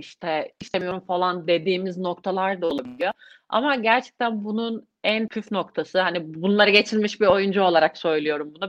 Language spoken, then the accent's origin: Turkish; İzmir, Turkey; İzmirliyim, İzmir doğumluyum